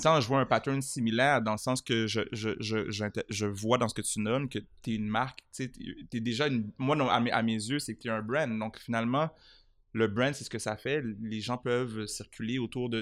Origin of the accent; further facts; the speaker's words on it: Montreal, Quebec, Canada; j'ai grandi à Montréal